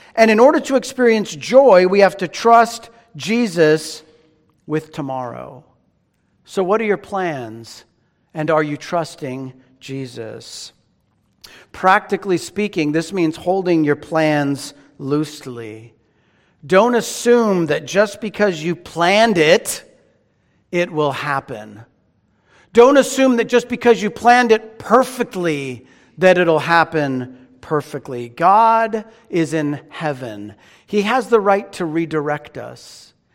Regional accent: Phoenix, Arizona, United States; also born or lived in Pasadena, California / Northridge, California; now in Redlands, United States; I was born in Pasadena. Grew up in Phoenix.

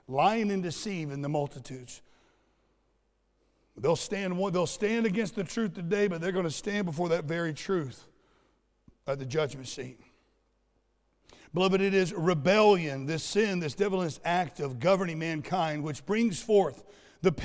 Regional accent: Southwest Florida, United States; I grew up in Southwest Florida where we have these things called sand spurs

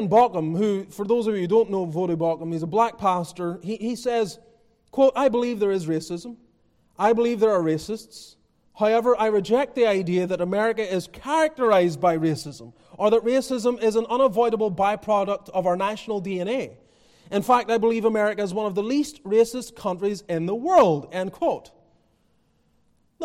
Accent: Northern Ireland, United Kingdom; now in United States; I come from Northern Ireland.

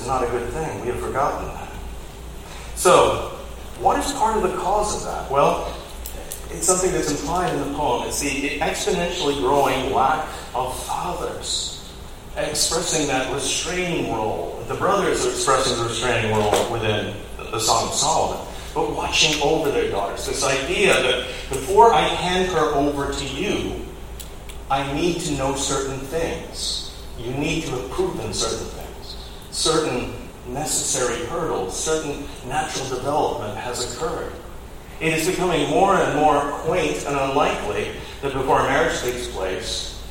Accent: United Kingdom; now in Fayetteville, United States; as a Brit

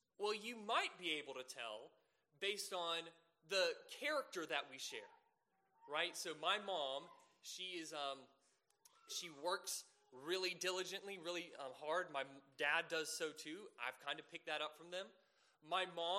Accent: Savannah, Georgia, United States; moved away; I'm originally from Savannah, Georgia

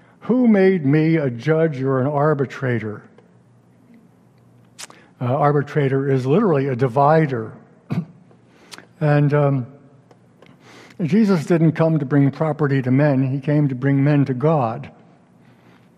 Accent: upstate New York, United States; my hometown synagogue in upstate New York

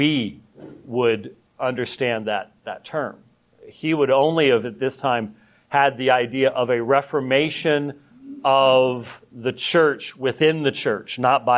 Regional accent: United States; I'm the American that actually tips

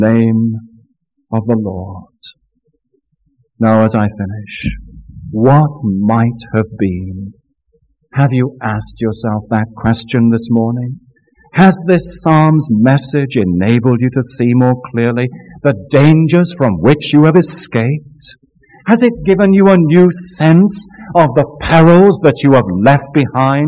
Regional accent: Scotland, United Kingdom; now in Florida, United States; I have a personal confession as a Scotsman

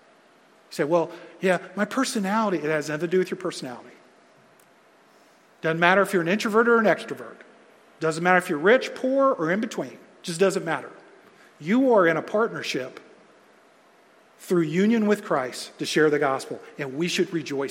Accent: United States; I love being American

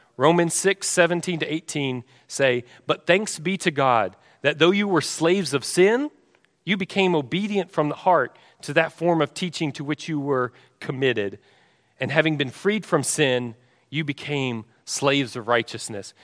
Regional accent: Texas, United States; I'm from Texas

